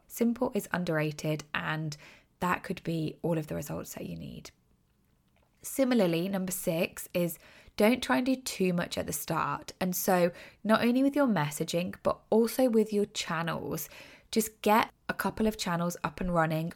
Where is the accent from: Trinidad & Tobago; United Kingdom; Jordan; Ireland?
United Kingdom; accent: British; I'm British, obviously, from my accent.